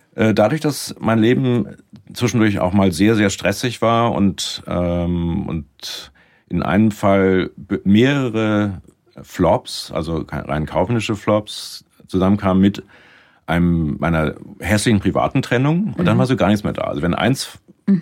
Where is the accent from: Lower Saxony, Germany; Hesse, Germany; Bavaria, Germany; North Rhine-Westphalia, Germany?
Lower Saxony, Germany; Lüneburg; moved away as an adult; also born or lived in Munich; now in Canada; habe dann erstmal in Lüneburg in meiner Heimatstadt habe dann Kulturwissenschaften studiert